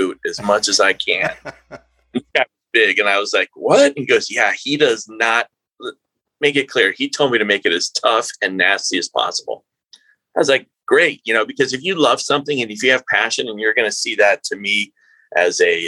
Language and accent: English; New Mexico, United States; I'm from New Mexico